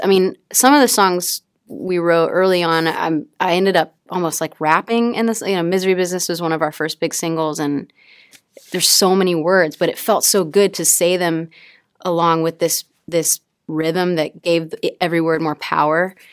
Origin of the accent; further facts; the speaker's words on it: Mississippi, United States; I come from a really small town in Mississippi